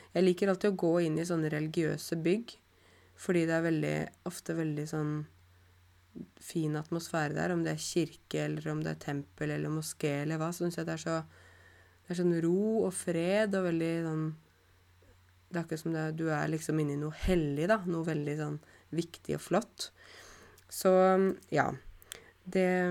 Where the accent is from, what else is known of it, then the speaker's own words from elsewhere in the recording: Norway; jeg kommer fra Norge